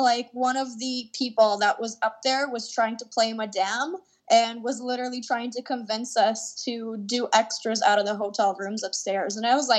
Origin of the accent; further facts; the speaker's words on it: Canada; accent: Canadian English; myself speaking Canadian English